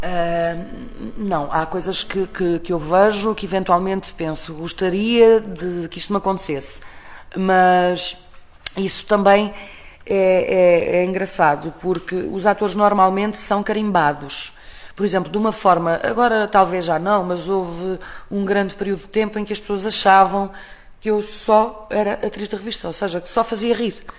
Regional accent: Portugal; sou portuguesa

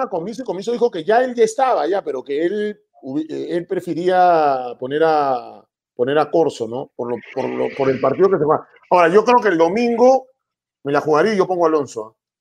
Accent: Peru; acá nosotros eh, somos prejuiciosos, el peruano

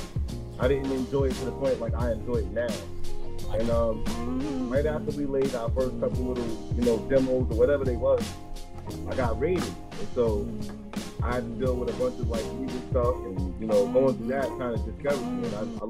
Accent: Wyandanch, New York, United States; I'm from Wyandance, Long Island.

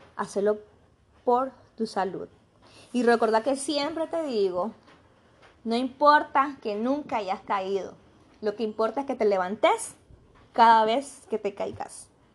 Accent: Nicaragua; le decimos acá en Nicaragua

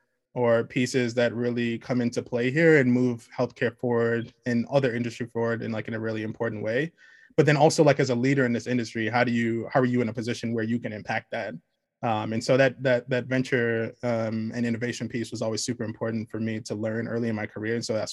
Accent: Nigeria; it's like I'm Nigerian, and I had the opportunity to go back to Nigeria when I was a kid

